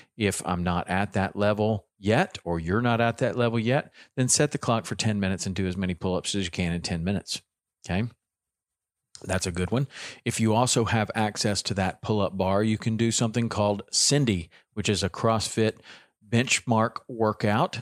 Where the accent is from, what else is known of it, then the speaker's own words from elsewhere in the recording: the South, United States; accent: southern; my southern accent